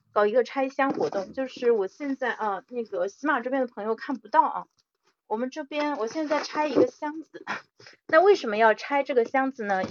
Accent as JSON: {"language": "Chinese", "country": "China", "said": "我们，中国人"}